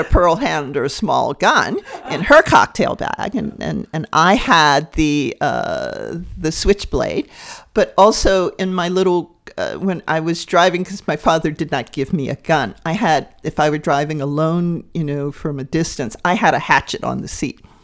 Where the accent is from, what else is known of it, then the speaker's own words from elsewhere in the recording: Deep South, United States; daughter of the Deep South. And it's, it's an interesting dynamic because that area shape me